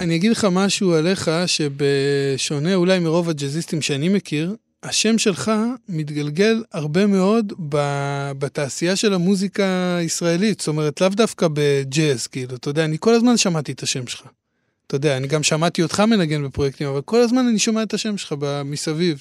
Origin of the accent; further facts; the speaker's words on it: Hadera, Haifa District, Israel; אני מחדרה